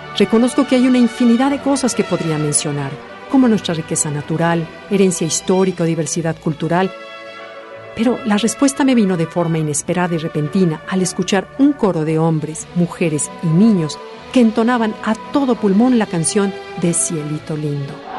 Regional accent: Mexico; Como mexicanos

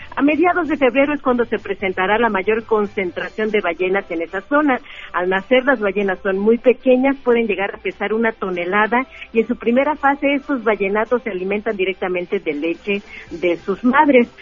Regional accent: Mexico; nos caracteriza como mexicanos

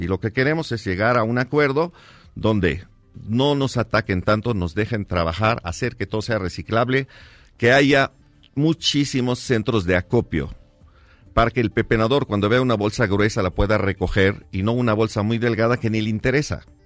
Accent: Mexico City, Mexico; yo crecí en la Merced, llevo 42 años en la Merced

